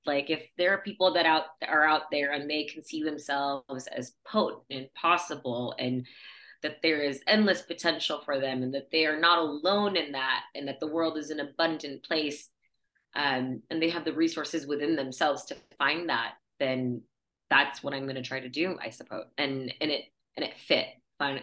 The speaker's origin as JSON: {"language": "English", "region": "Michigan", "country": "United States", "tie": "born or raised there", "also_born_or_lived": "India", "moved": "as an adult", "lives_now": "Indianapolis, United States", "said": "I've spent most of my childhood adult growing up and graduated from high school in Michigan"}